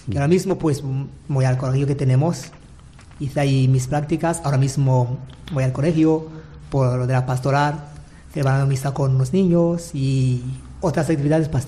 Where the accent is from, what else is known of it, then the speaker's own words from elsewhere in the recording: Manises, Valencian Community, Spain; que van, a, que van a, tener, a tener el nombre de un beato de mi, de mi de Manises ahora.